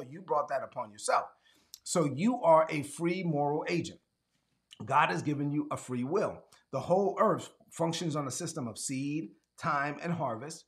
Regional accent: New York City, New York, United States; I grew up in East New York, Brooklyn.

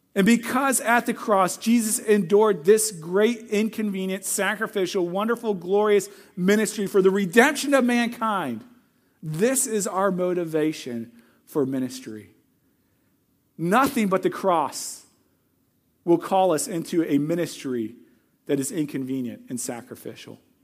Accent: Missouri, United States; moved away; I'm from Missouri

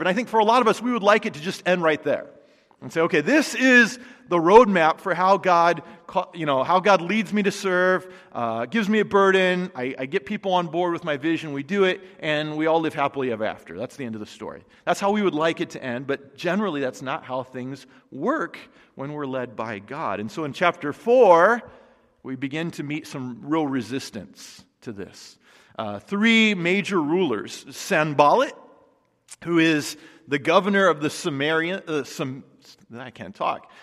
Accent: United States; American Christians

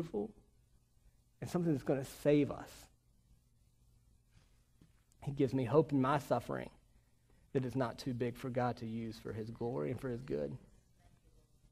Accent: Virginia, United States; moved away; I grew up in Virginia

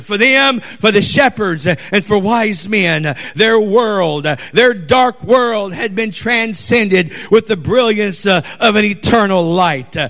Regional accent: Conroe, Texas, United States; I'm from Texas in Conroe

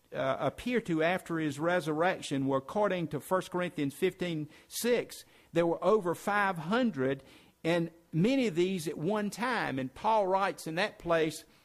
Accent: South Carolina, United States; I'm from South Carolina

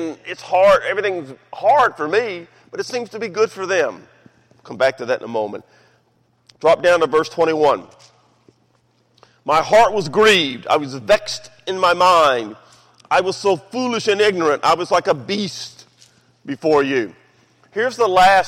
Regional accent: Memphis, Tennessee, United States; growing up in Memphis, Tennessee.

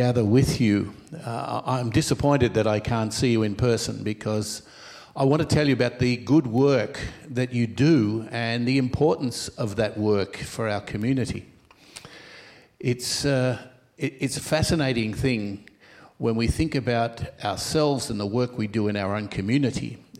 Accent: Melbourne, Victoria, Australia; also born or lived in Rome; I was born here in Melbourne, and I studied for ministry here in Melbourne

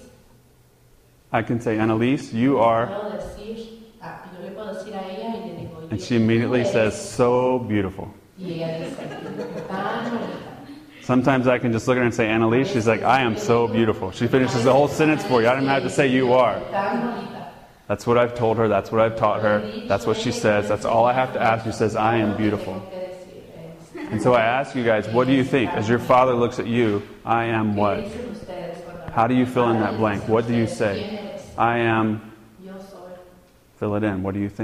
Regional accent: United States; moved away; I'm a gringo. I'm an American. I'm native born.

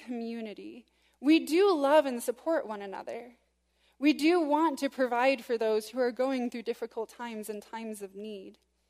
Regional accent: West Michigan, United States; growing up in West Michigan, as I did

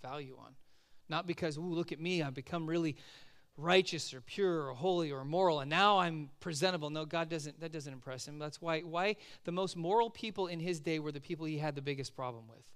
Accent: Southern California, United States; moved away as an adult; also born or lived in Oregon; now in Simi Valley, United States; growing up in Southern California

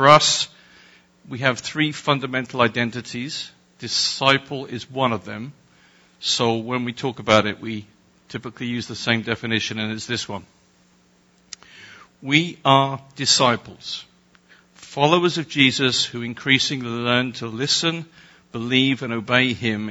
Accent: England, United Kingdom; I'm English

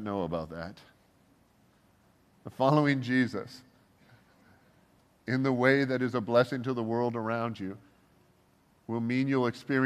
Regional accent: Canada; I am Canadian

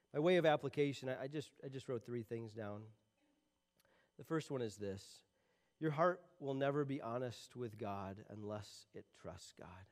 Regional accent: Michigan, United States; I'm from Michigan. I live in Michigan, and we don't have these things called mountains

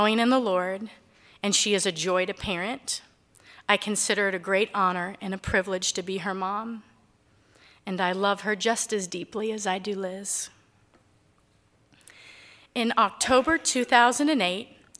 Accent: Cincinnati, Ohio, United States; I grew up in Cincinnati, Ohio. My childhood was filled with wonderful memories of family

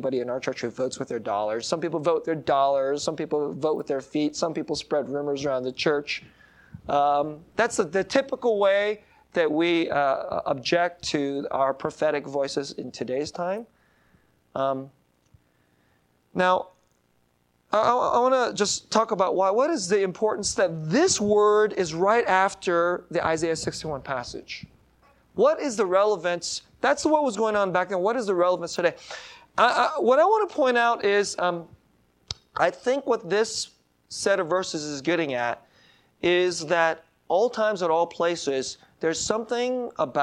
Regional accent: San Jose, California, United States; San Jose is my hometown.

